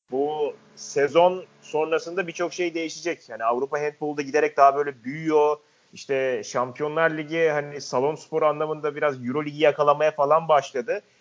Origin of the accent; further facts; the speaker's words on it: Mersin, Turkey; Bizim Mersin'de e, 2013'tü galiba. E, Akdeniz oyunları vardı.